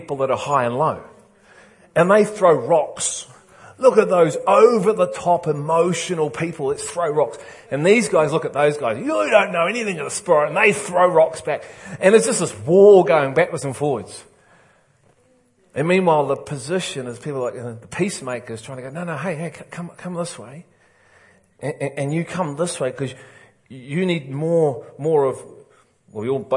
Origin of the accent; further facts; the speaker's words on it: England, United Kingdom; I'm English